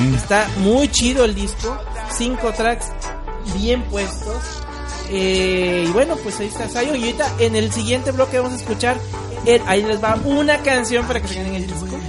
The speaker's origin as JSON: {"language": "Spanish", "town": "Córdoba", "region": "Veracruz", "country": "Mexico", "said": "yo soy cordobés"}